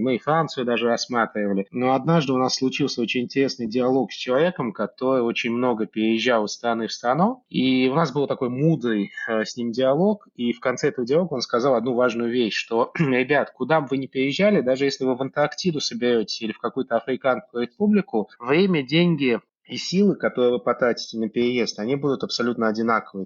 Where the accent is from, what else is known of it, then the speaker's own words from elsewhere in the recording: Tashkent, Uzbekistan; moved away as an adult; also born or lived in Russia / United States; now in The Hague, Netherlands; Я вообще родился в Узбекистане, в Ташкенте